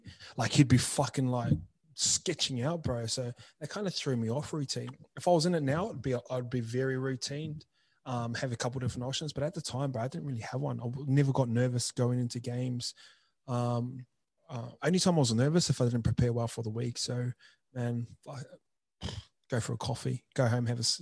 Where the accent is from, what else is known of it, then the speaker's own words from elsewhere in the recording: New Zealand; moved away; I grew up in New Zealand